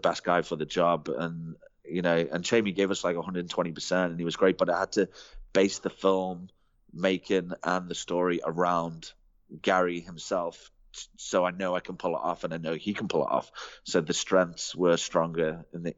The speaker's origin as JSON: {"language": "English", "region": "England", "country": "United Kingdom", "moved": "yes", "lives_now": "South Africa", "said": "as an English guy"}